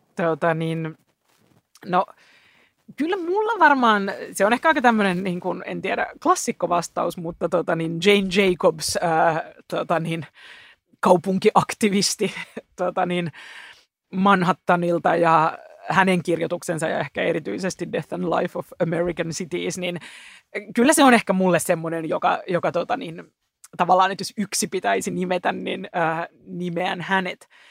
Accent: Helsinki, Uusimaa, Finland; Mä itse täältä kotosin, että siinä mielessä kuulun helsinkiläiseen vähemmistöön, syntyperäinen helsinkiläinen

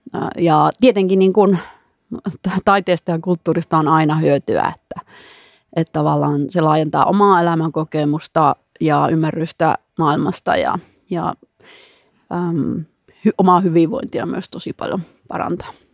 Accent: Savonlinna, South Savo, Finland; minä olen Savonlinnasta ja, ja se on ihan mahtava juttu, että olen semmoisesta kulttuurikaupungista kotoisin

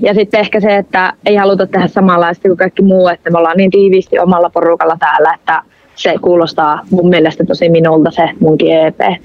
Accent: Rovaniemi, Lapland, Finland; accent: northern; minä oon syntynyt Rovaniemellä ja mä oon myös kasvanut Rovaniemellä

